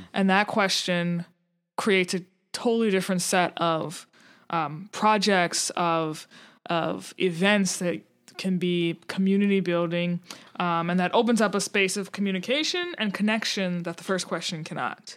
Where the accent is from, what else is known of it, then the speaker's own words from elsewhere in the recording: New Orleans, Louisiana, United States; I'm from New Orleans, so that's, like, home turf